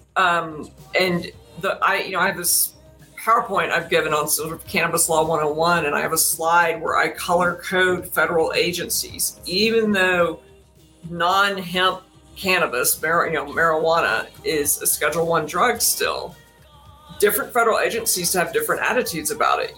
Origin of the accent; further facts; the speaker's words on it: Brown County, Texas, United States; When I was growing up in rural Texas, but our I lived in Brown County